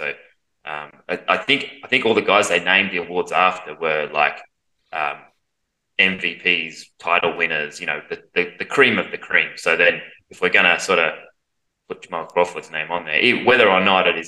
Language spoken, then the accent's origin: English; Australia; as an Australian